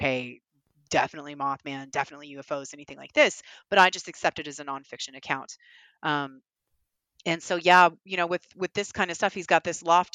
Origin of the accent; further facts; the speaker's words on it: the South, United States; I'm a Southerner